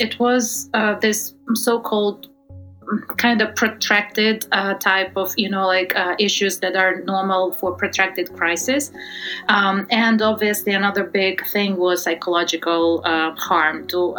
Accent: Western Ukraine, Ukraine; now in Kyiv, Ukraine; I'm just coming from Western Ukraine, which is currently the safest place in the country

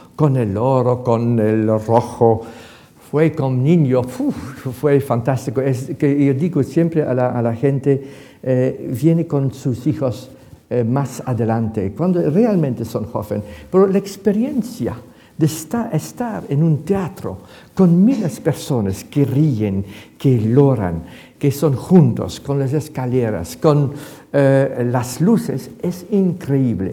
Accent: Ghent, Flanders, Belgium; Spanish is a second language; now in Madrid, Spain; Comencé mi infancia en Gante

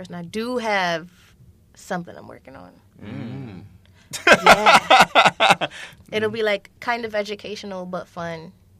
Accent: Jamaica; I'm Jamaican, so I think everything is fake.

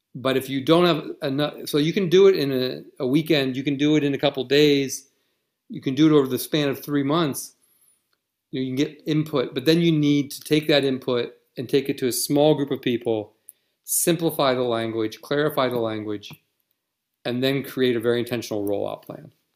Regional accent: Western Pennsylvania, United States; moved away as an adult; also born or lived in Virginia / Indonesia / Germany; where I grew up in Pennsylvania

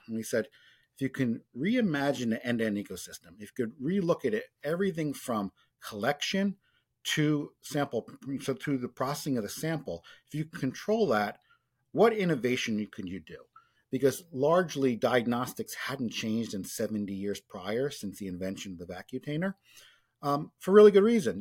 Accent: New York, United States; growing up in New York in the late eighties, early nineties

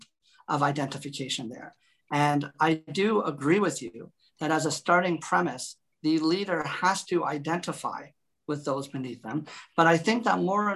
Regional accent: Canada; also born or lived in Toronto; I'm a Canadian

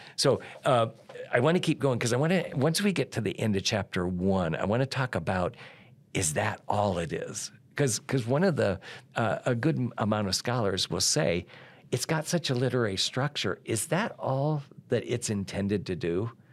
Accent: Iowa, United States; I grew up in Iowa

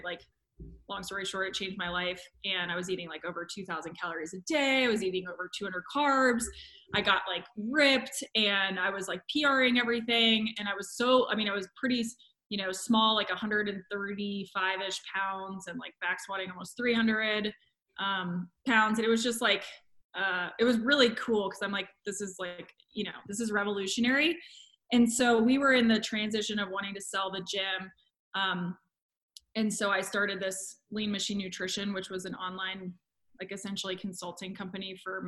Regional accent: Columbus, Ohio, United States; moved away; also born or lived in Florida; I'm from Columbus, Ohio

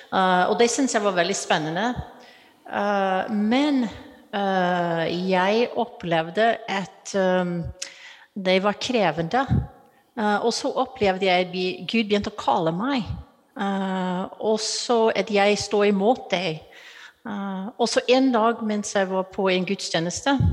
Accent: United States; Norwegian is a second language; moved away as an adult; now in Norway; Du hører fra stemmen min at jeg er utenlandsk. Jeg kommer fra USA

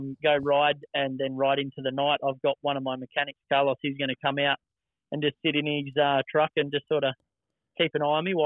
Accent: Australia; moved away; The family business has been booming back home in Australia

